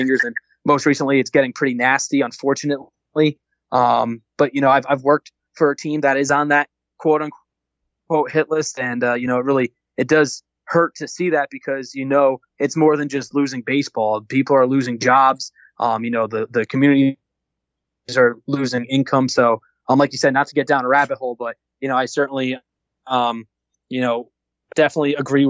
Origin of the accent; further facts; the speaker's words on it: Scranton, Pennsylvania, United States; also born or lived in North Jersey; I was born in North Jersey. I grew up in Scranton, PA.